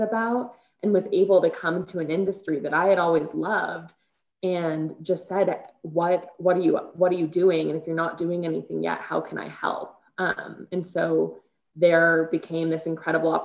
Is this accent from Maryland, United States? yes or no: no; Chicago, Illinois, United States; moved away as an adult; now in Colorado, United States; I'm born and raised in Chicago